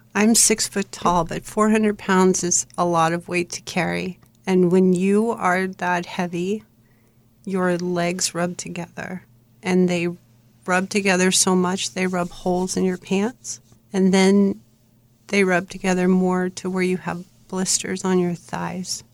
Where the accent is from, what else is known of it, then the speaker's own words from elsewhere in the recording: Bridgeport, Connecticut, United States; I was born in Bridgeport, Connecticut.